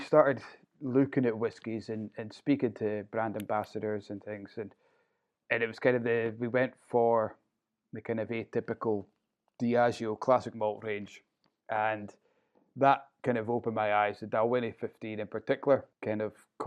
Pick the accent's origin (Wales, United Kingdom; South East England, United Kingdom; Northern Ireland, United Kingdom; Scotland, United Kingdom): Scotland, United Kingdom; Inverurie; So I'm a Northeast loon, born and brought up in Inverurie, and not really ventured far from it